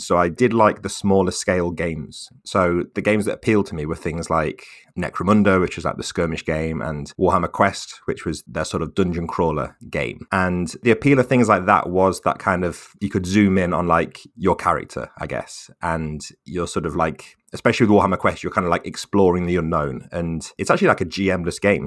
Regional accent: Staffordshire, West Midlands, United Kingdom; moved away as an adult; now in Manchester, United Kingdom; I'm from Staffordshire, which is sort of between Birmingham and Manchester

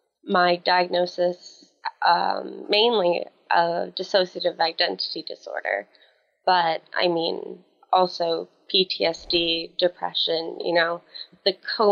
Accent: Atlantic Canada, Canada; I'm from Atlantic Canada. Very, very small city. More like a town. I think we kind of exaggerate ourselves a little bit. I am 23 years old.

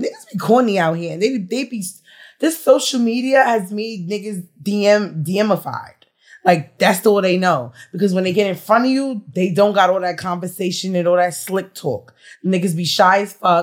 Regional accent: New York, United States; I'm from New York

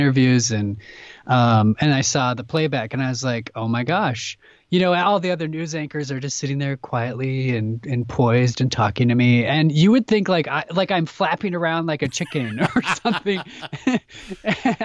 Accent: Midwest, United States; I'm from the Midwest

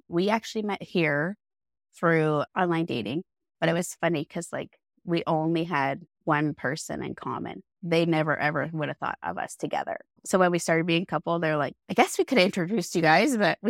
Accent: High Level, Alberta, Canada; I am from High Level, Alberta, so way at the top of Alberta.

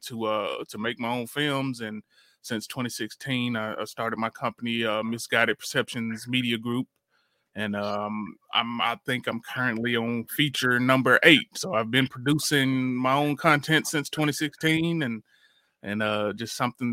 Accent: Jackson, Tennessee, United States; I'm from Jackson, Tennessee, and I've been filmmaking since I've been, I would say, right out of high school

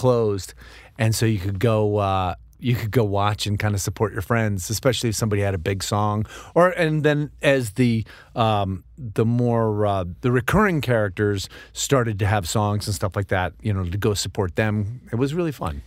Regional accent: New York, United States; moved away; I grew up in New York

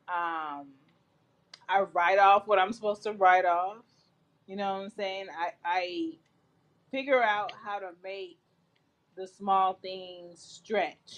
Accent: Jamaica; I'm Jamaican

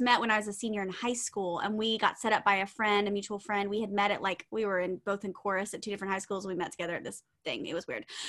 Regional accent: the South, United States; we're from the South

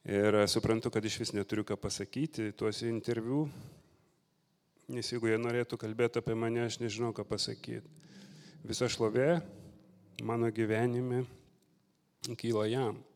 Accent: Lithuania; also born or lived in England; now in United Kingdom; buvau nominuotas į kažkokį ten Anglijos portalą kaip lietuvis

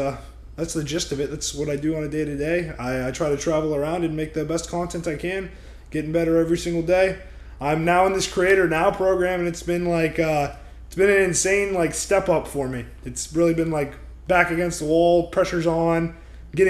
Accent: Orlando, Florida, United States; also born or lived in Georgia; I'm actually from Orlando, Florida. I was I wasn't born in Florida, I was born in Georgia, but that doesn't even matter. I spent most of my life in Florida

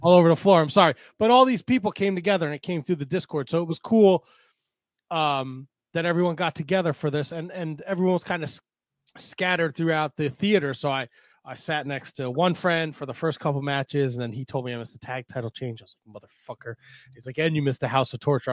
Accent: United States; being an American

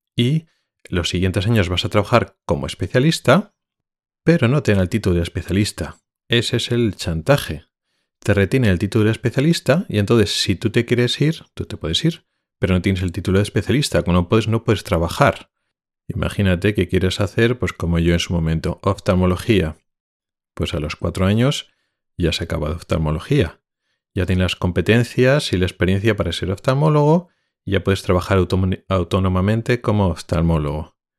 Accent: Spain; moved away as an adult; now in Sweden; sigo siendo español y sintiéndome español

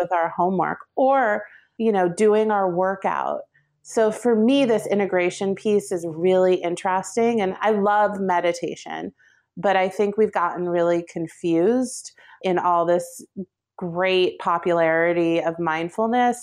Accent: New Jersey, United States; I grew up in Jersey

